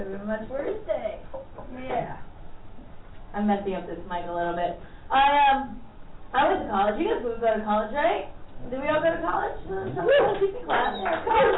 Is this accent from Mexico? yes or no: yes; Mexico; moved away; I was raised in Mexico, and so I call myself Mexican